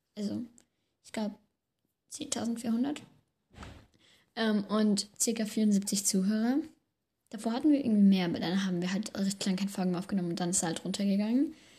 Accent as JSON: {"language": "German", "country": "Germany", "said": "Also wir sind ja beide aus Deutschland, also aus Deutschland halt, wohnen beide in Deutschland"}